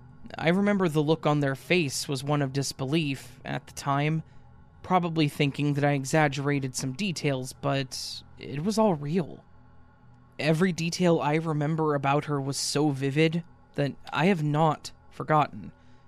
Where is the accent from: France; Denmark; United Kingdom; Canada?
Denmark; English is a second language; I'm from Denmark, so my grammar isn't going to be perfect, but I'll try my best.